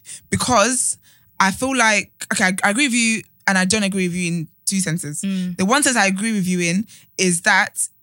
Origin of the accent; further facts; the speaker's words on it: Nigeria; we're black and we're Nigerian